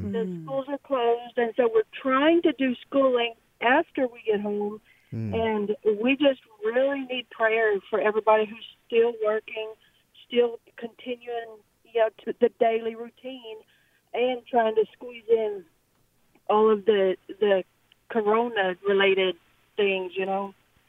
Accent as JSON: {"language": "English", "area": "Cajun", "region": "Louisiana", "country": "United States", "moved": "yes", "lives_now": "Texas, United States", "said": "I am Cajun."}